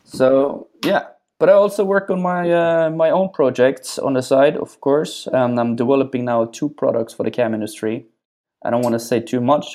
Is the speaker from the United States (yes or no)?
no; Norway; born or raised there; moved away as an adult